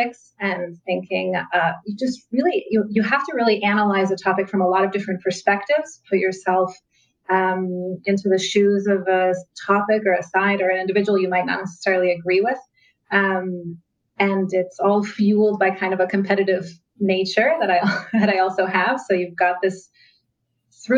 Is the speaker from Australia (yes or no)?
no; United States; moved away as an adult; also born or lived in Israel; I grew up in the United States, so I went to high school